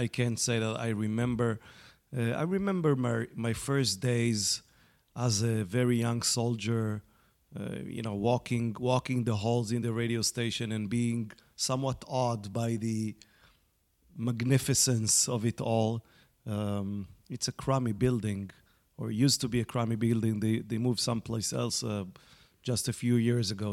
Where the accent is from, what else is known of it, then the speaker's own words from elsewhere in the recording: Israel; accent: Israeli; also born or lived in North America; I grew up in Israel. I'm an Israeli, as, uh, you know, people can, uh, detect from my accent